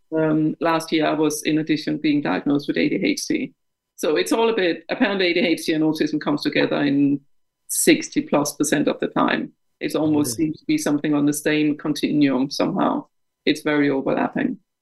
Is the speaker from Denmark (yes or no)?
yes; Denmark; English is a second language; moved away as an adult; now in United Kingdom; I'm Danish of uh, of origin. Um, I um, grew up in Denmark until my mid 20s when I was uh, transferred by the bank I worked for to the UK